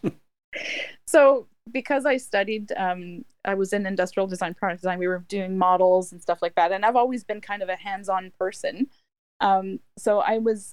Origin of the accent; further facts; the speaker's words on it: Ottawa, Ontario, Canada; also born or lived in Michigan; I'm in Ontario, and I'm in Ottawa.